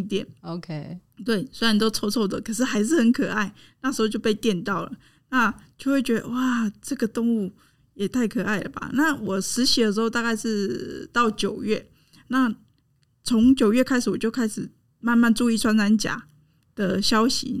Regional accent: Zhushan, Nantou County, Taiwan; moved away; 我的家乡竹山

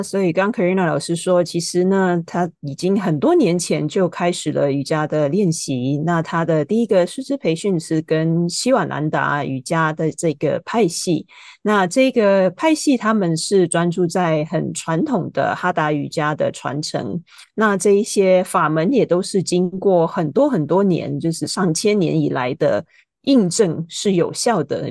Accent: Hong Kong; moved away; also born or lived in United States; 我是在香港出生长大的

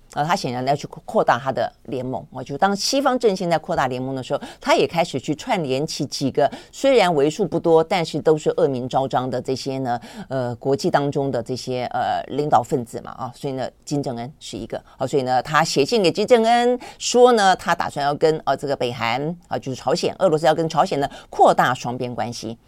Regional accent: Taiwan; 我们台湾人

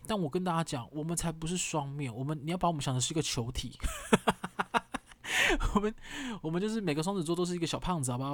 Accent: Kaohsiung, Taiwan; 跟我同样一起在高雄长大

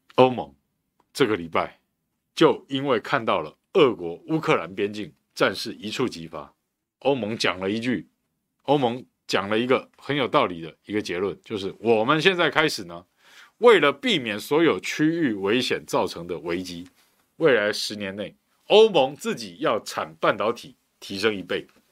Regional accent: Taiwan; 我们台湾人

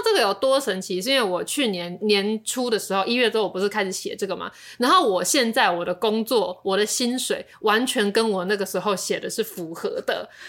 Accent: Taiwan; 我们是台湾人

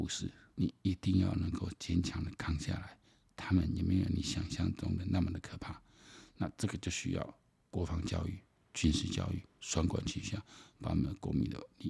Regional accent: Taiwan; 我觉得我们台湾人真的要非常的敬佩乌克兰

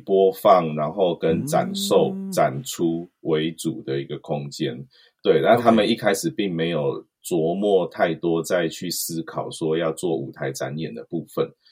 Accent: Nantou County, Taiwan; 对我是在南投长大

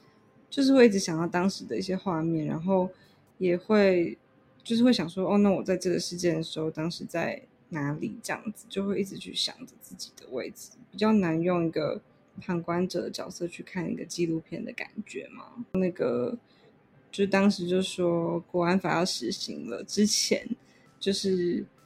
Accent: Taiwan; 就是我从来没有想过可以有别种的类型的生活，就是就是我觉得这就是台湾人的

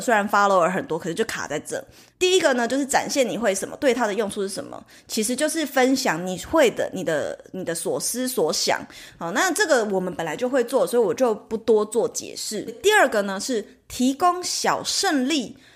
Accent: Taiwan; 其实就是我们台湾人常讲的铁粉

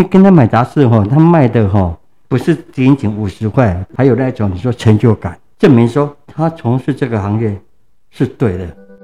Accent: Tainan, Taiwan; 我的故乡是在 南部的台南区

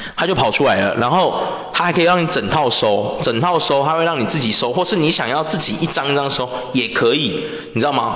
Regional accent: Taiwan; 我们台湾人有个缺点

